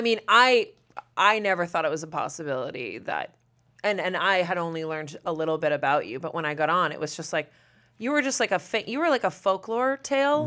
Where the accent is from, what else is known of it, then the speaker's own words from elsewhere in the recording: Massachusetts, United States; moved away; I'm from Massachusetts